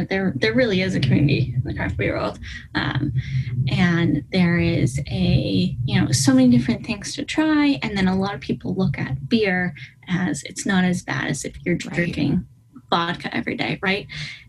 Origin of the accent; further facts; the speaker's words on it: East Coast, United States; because I'm from the East Coast at sea level and Denver's Mile High City, right?